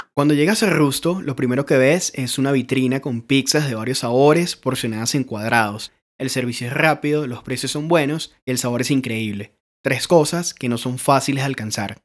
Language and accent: Spanish; Los Teques, Miranda, Venezuela; now in Medellín, Colombia; Crecí cerca de uno en Los Teques